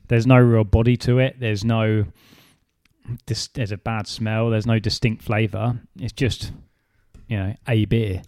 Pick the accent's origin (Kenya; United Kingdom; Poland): United Kingdom; England; moved away as an adult; now in Australia; I'm an English man who's been here for six years.